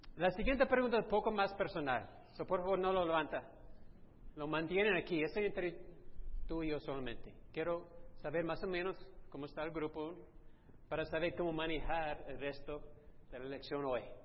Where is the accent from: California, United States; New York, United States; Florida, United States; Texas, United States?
Texas, United States; moved away; yo fui criado en Texas